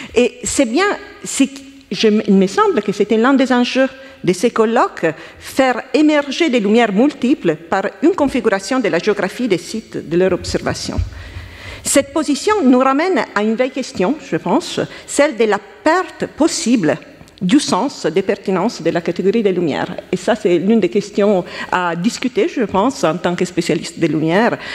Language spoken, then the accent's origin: French; Italy; accent: Italian; French is a second language; now in France; je suis italienne, comme vous pouvez entendre de mon accent